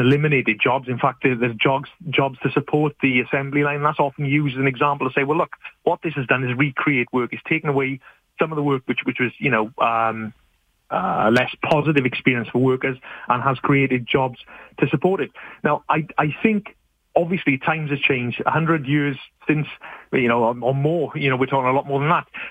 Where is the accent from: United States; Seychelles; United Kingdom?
United Kingdom; moved away as an adult; now in Canada; As you can probably tell from my accent, I'm, I'm a new settler to, to Canada and I'm from the UK